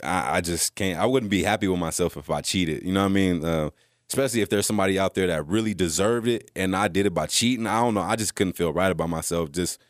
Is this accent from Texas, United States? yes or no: yes; Texas, United States; born there; And so growing up, you know, I was born in Texas.